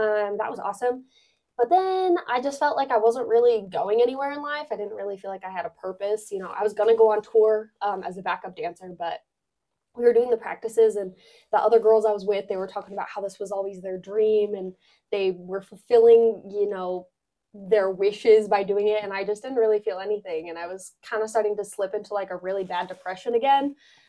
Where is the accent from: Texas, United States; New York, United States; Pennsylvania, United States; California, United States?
California, United States; Vallejo; Okay, so I was born in Vallejo, California.